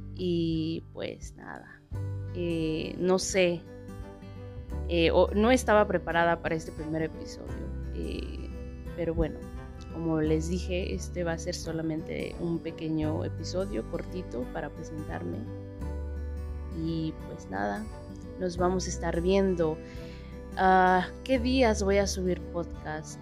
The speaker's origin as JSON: {"language": "Spanish", "region": "Mexico City", "country": "Mexico", "tie": "born or raised there", "moved": "as an adult", "lives_now": "India", "said": "nací en la Ciudad de México hace un tiempecito"}